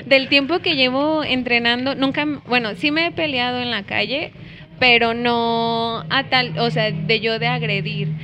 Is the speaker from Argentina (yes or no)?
no; Guadalajara, Jalisco, Mexico; soy de Guadalajara y tengo 29 años